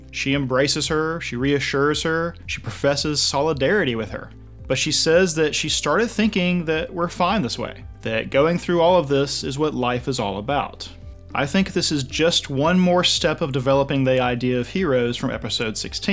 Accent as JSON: {"language": "English", "country": "United States", "said": "I'm white, I'm American, I'm male"}